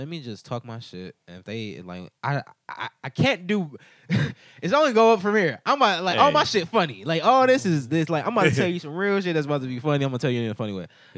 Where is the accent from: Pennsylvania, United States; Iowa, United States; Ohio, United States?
Ohio, United States; Cleveland; I grew up in Cleveland